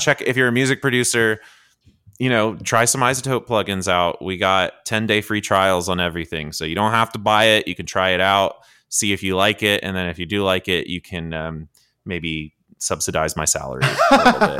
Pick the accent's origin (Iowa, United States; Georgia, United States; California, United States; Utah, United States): Georgia, United States; I grew up in Georgia